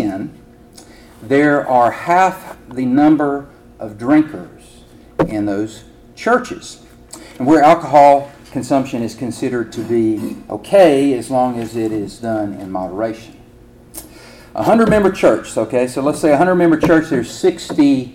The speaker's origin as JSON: {"language": "English", "region": "Alabama", "country": "United States", "moved": "yes", "said": "in Alabama, at the end of a prayer, Bobby, we say, roll tide"}